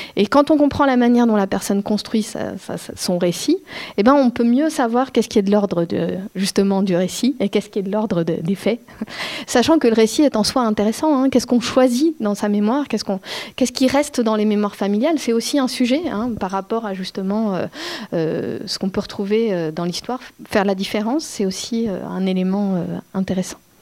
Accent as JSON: {"language": "French", "country": "France"}